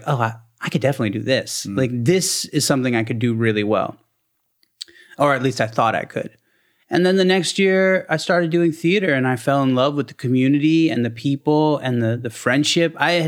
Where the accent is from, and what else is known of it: Maryland, United States; born or raised there; also born or lived in Baltimore